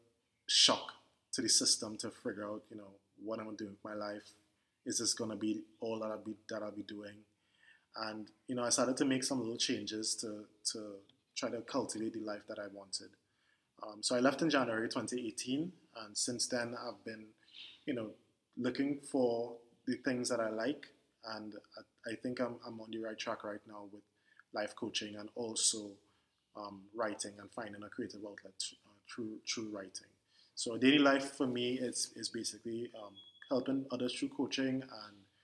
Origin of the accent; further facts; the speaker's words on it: Port of Spain, Trinidad & Tobago; I am born and raised in Port of Spain, Trinidad, and still in Trinidad